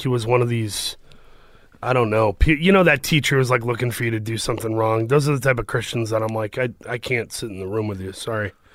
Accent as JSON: {"language": "English", "town": "Saginaw", "region": "Michigan", "country": "United States", "tie": "born or raised there", "also_born_or_lived": "Los Angeles", "moved": "as an adult", "said": "I grew up in Saginaw, Michigan, uh, which is by Flint"}